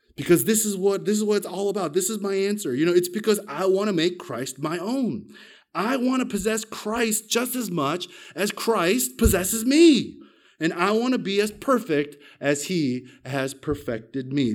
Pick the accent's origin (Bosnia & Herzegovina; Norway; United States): United States; moved away as an adult; now in Australia; I'm an American, but I got my Australian citizenship when I married my Australian wife